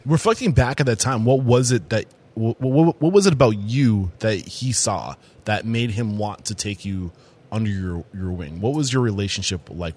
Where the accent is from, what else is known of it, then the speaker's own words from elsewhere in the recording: Exeter, New Hampshire, United States; growing up in New Hampshire